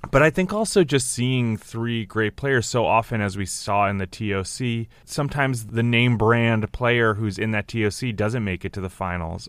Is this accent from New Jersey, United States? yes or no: yes; New Jersey, United States; I'm from New Jersey